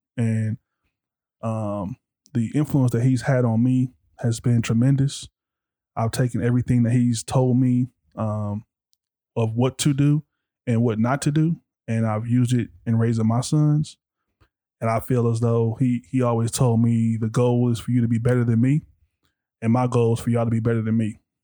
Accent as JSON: {"language": "English", "town": "Compton", "region": "California", "country": "United States", "tie": "born or raised there", "said": "growing up in Compton"}